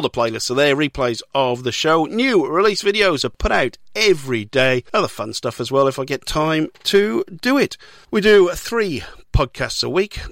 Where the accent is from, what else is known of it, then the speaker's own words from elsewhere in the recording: Newport, Wales, United Kingdom; my hometown of Newport